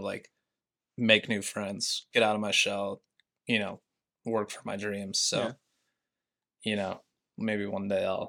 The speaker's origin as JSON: {"language": "English", "region": "Montana", "country": "United States", "lives_now": "New York, United States", "said": "Yeah, I mean, literally the smallest town, you know, of like 2,000 people to the biggest city in the U.S."}